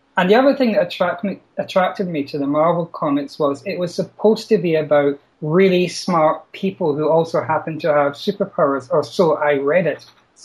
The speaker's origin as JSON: {"language": "English", "town": "Glasgow", "region": "Scotland", "country": "United Kingdom", "said": "I come from Glasgow in Scotland."}